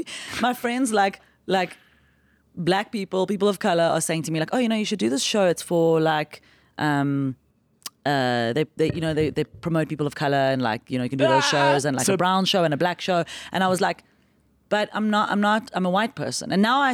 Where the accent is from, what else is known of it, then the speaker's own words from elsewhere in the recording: South Africa; So I just say I'm from South Africa and I'm here on a holiday from crime.